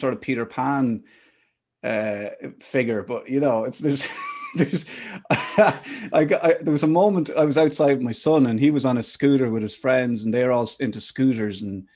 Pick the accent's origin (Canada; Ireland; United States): Ireland; Athlone, Westmeath; when I grew up in Athlone in the Midlands